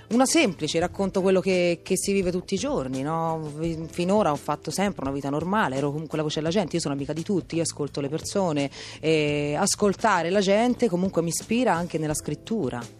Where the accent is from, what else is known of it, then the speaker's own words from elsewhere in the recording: Prato, Tuscany, Italy; Io sono di Prato.